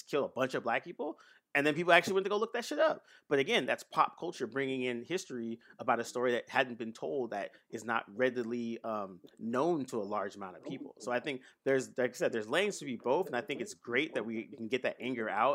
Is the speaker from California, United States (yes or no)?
yes; Bay Area, California, United States; I grew up in the Bay Area